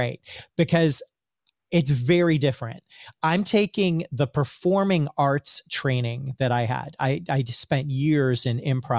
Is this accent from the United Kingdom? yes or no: no; India; You know, being Indian, I have a little bit of instant spiritual street cred.